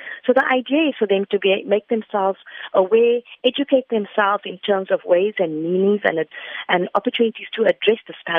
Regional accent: South Africa; as South African citizens

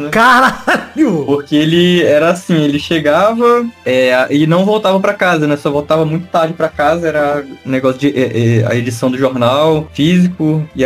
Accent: Pará, Brazil; moved away as an adult; now in São Paulo, Brazil; Sou, Parazão. Faz tempo que você veio pro São Paulo? Cara, eu saí do Pará em 2015 mas em São Paulo eu cheguei em 2019

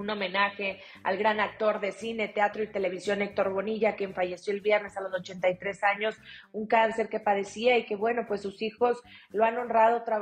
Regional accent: Mexico

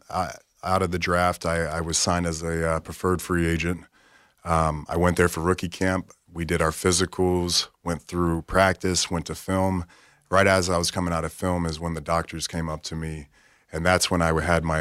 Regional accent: Pensacola, Florida, United States; Pensacola, Florida.

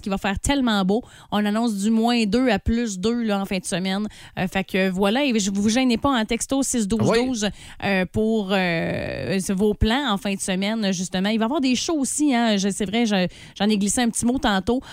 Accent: Saint-David, Quebec, Canada; je viens de Saint-David

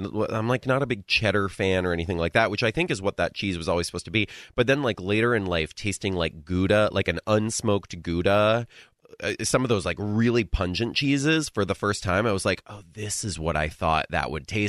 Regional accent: New England, United States; I grew up in New England

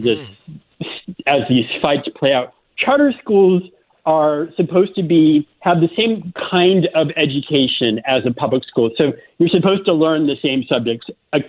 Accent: Florida, United States; moved away as an adult; also born or lived in South Carolina; I grew up in Florida

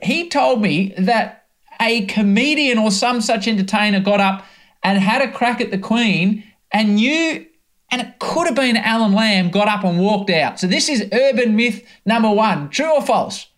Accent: Australia; As an Australian cricket fan

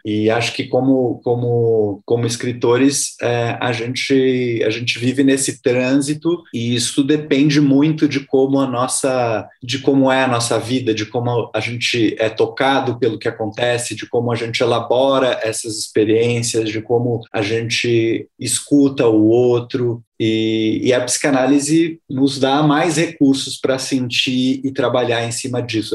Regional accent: São Paulo, Brazil; eu sou de São Paulo, mas eu fui muito cedo morar no interior. Eu morei, morei em duas cidades pequenas, aqui perto de São Paulo.

